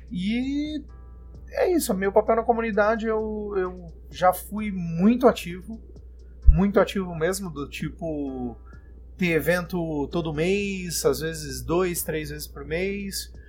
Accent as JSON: {"language": "Portuguese", "town": "Florianópolis", "region": "Santa Catarina", "country": "Brazil", "tie": "born there", "lives_now": "Brasília, Brazil", "said": "Eu sou nascido em Florianópolis, mas hoje eu moro em Brasília, moro aqui há seis anos."}